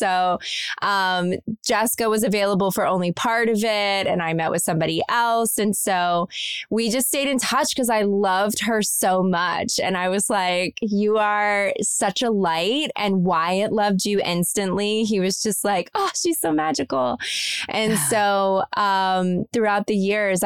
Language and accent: English; Kentucky, United States; I'm from Kentucky, I grew up in a small town